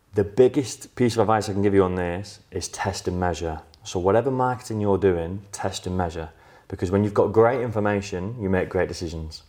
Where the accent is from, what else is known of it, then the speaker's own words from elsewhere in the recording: outskirts of Manchester, North West England, United Kingdom; I was offered a job back in my hometown, so on the out, in the outskirts of Manchester